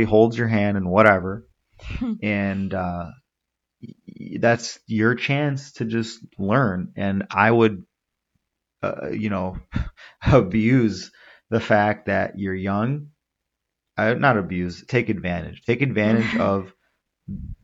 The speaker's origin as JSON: {"language": "English", "country": "United States", "tie": "born or raised there", "said": "I was born and raised in this country. I'm just as American as anyone else. You probably tell from my voice, I don't really have much of an accent."}